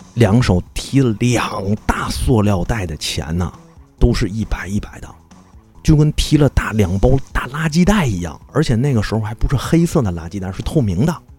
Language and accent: Chinese; Tianjin, China; 作为天津人